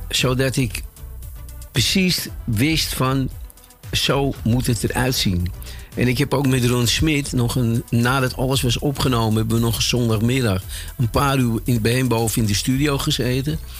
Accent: Amsterdam, North Holland, Netherlands; Ik ben opgegroeid op de Nieuwmarkt

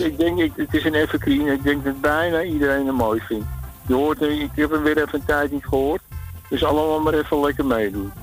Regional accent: Amsterdam, North Holland, Netherlands; now in Weesp, Netherlands; Ik ben Amsterdammer.

